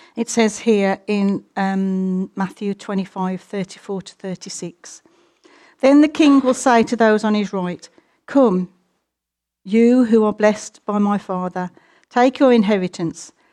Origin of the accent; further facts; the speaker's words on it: United Kingdom; we're British and a little bit more conservative